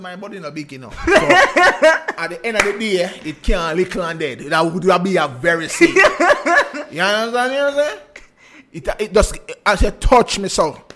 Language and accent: English; Jamaica; as Jamaicans